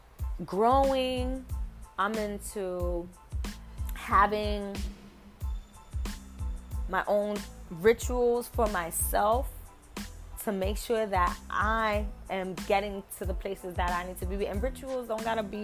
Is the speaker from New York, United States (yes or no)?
yes; New York, United States; I'm from New York